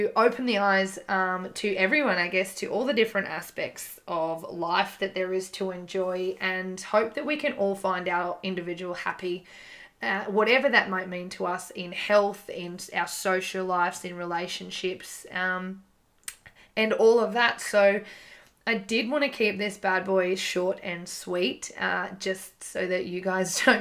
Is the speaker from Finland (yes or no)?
no; Gold Coast, Queensland, Australia; I'm from the Gold Coast